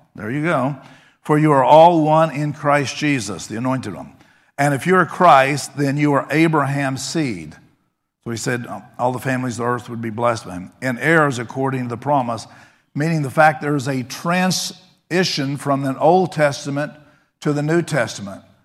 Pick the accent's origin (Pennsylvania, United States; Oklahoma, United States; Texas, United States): Texas, United States; I grew up in Texas